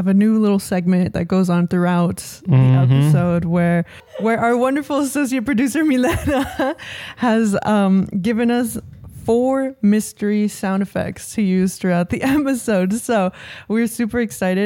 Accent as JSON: {"language": "English", "town": "San Jose", "region": "California", "country": "United States", "tie": "born or raised there", "moved": "as an adult", "lives_now": "Los Angeles, United States", "said": "where I grew up in San Jose"}